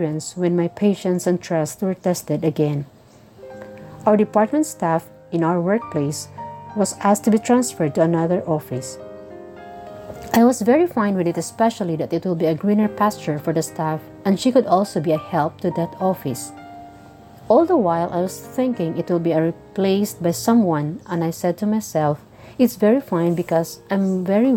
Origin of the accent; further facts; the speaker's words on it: Bukidnon, Northern Mindanao, Philippines; from Usuan, Bukidnon, southern part of the Philippines.